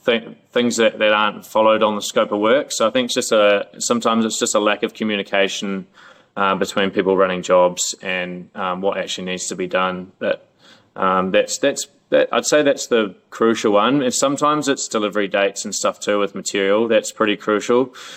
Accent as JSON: {"language": "English", "country": "New Zealand", "moved": "as an adult", "lives_now": "Melbourne, Australia", "said": "I moved over to Melbourne from New Zealand 10 years ago, and I've had multiple different jobs."}